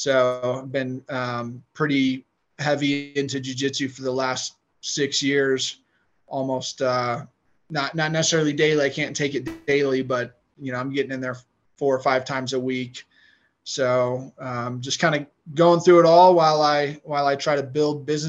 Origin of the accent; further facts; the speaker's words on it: Denver, Colorado, United States; also born or lived in Arizona / Michigan; I'm one of the only Colorado natives anymore, it would seem like, born and raised in Denver